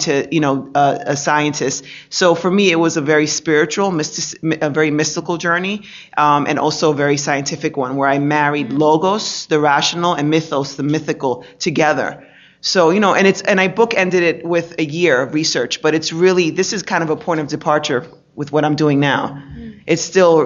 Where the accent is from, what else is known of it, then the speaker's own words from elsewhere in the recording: New York City, New York, United States; also born or lived in Dominican Republic; I grew up in New York City, Dominican Republic, back in New York City